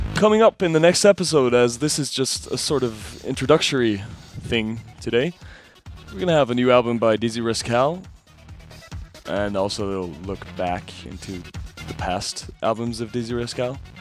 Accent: Munich, Bavaria, Germany; We're two guys from Munich

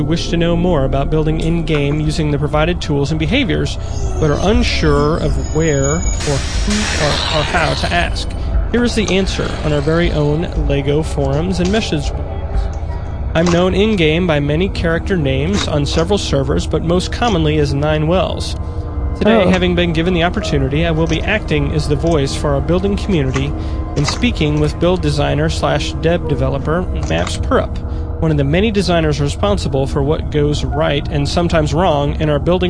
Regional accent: Denmark; born there

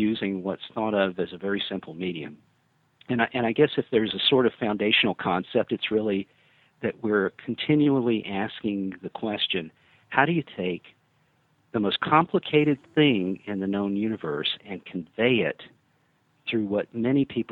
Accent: South Alabama, United States; I'm from South Alabama originally

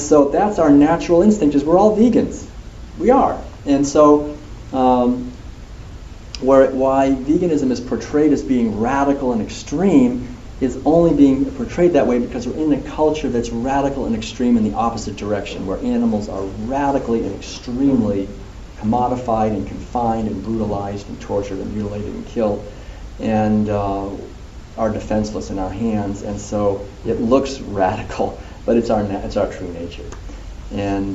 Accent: Concord, Massachusetts, United States; When I was a kid growing up in Concord, every April 19th, we would go down to the Old North Bridge

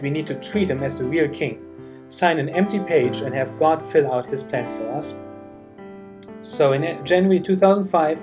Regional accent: Germany; I was born and raised in Germany

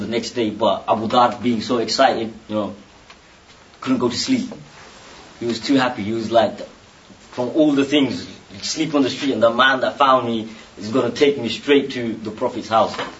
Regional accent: Bangladesh; moved away; I'm from Bangladesh

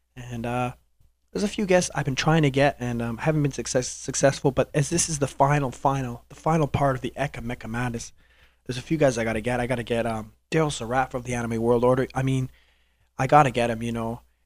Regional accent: Canada; I'm Canadian

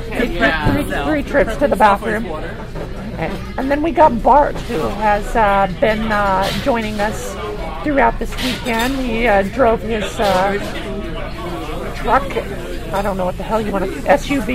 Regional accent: United States; I'm just an American.

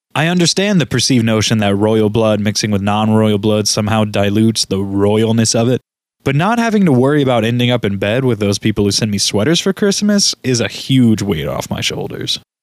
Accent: United States; As an American

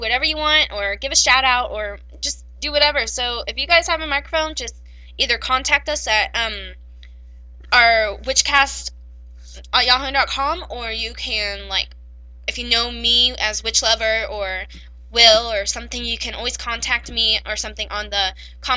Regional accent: Texas, United States; I still grew up here

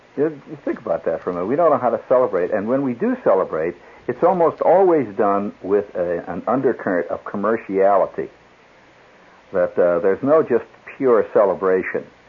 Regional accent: United States; I'm an American

